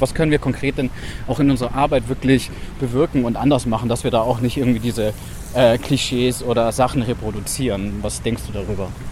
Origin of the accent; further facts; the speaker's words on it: Swabia, Baden-Württemberg, Germany; accent: Swabian; moved away; also born or lived in Munich; Also ich komme ja aus Baden-Württemberg, aus Schwaben, wie man vielleicht hm mir auf jeden Fall äh, anhört